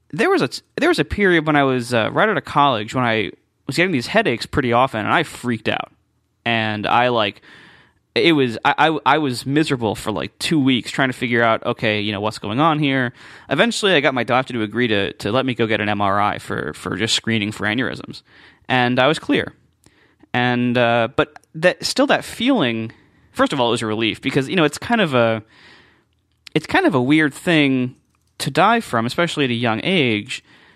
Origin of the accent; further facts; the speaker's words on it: Columbus, Ohio, United States; they got married, and they moved shortly afterwards to Columbus, Ohio. So that's where I was born, and that's where I grew up.